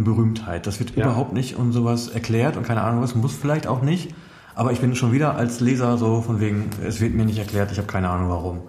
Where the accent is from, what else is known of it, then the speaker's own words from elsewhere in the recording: Münsterland, North Rhine-Westphalia, Germany; mein Heimatdorf, also im Münsterland